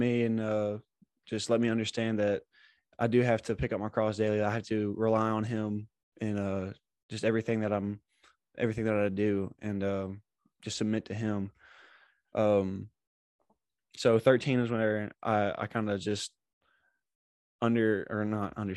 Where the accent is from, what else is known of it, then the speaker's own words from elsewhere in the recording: Batesville, Arkansas, United States; moved away; I'm from Batesville, Arkansas